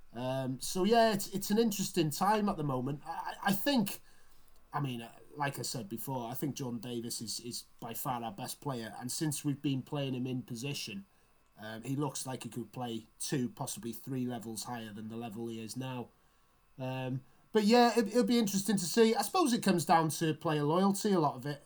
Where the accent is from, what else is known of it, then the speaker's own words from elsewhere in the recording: Wales, United Kingdom; as a Welshman